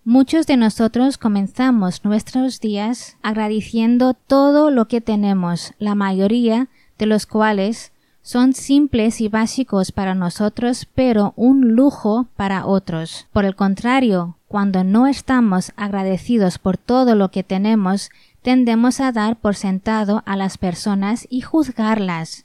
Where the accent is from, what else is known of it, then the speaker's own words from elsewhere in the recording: Spain; nací y crecí en España por padres hindúes